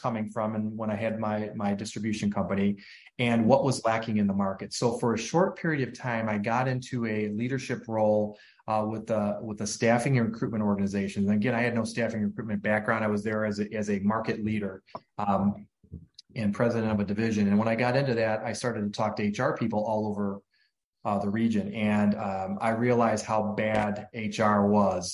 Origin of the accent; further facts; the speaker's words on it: Cleveland, Ohio, United States; I grew up in the Cleveland, Ohio area